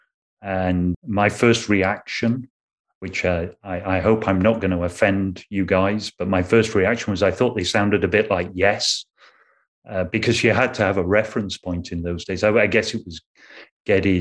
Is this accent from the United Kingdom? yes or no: yes; Sheffield, Yorkshire and the Humber, United Kingdom; I grew up in Sheffield in England.